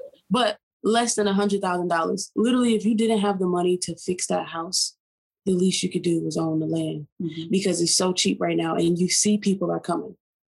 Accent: Atlanta, Georgia, United States; I'm from Atlanta. I've been here for 10 years, so I'm from here.

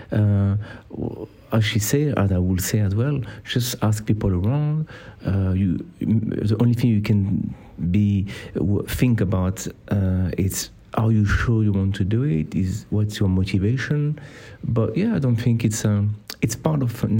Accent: France; accent: French; English is a second language; my French accent

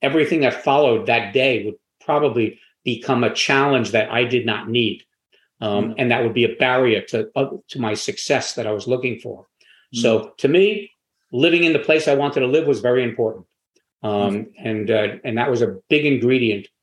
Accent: New York, United States; also born or lived in Florida; now in Wilmington, United States; I'm from New York, which is not a warm weather climate. But I moved very early on to Florida

